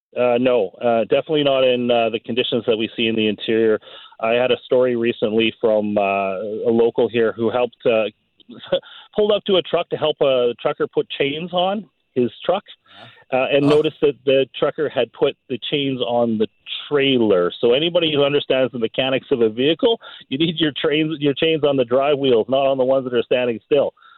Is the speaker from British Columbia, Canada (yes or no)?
yes; New Westminster, British Columbia, Canada; now in Clearwater, Canada; I grew up in in New Westminster, you know, with the hills and things like